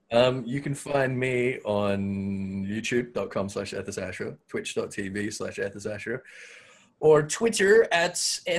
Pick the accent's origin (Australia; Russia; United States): Australia; I'm from Australia.